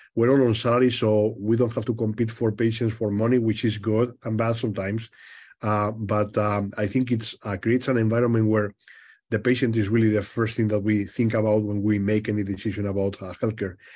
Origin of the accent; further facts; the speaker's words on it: Madrid, Community of Madrid, Spain; moved away as an adult; also born or lived in Rochester, Minnesota; now in United States; I was born in Madrid